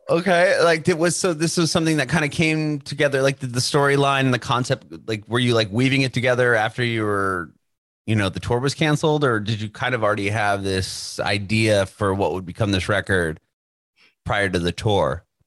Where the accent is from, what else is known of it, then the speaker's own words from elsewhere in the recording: San Diego, California, United States; moved away as an adult; now in Nashville, United States; We were born and raised in San Diego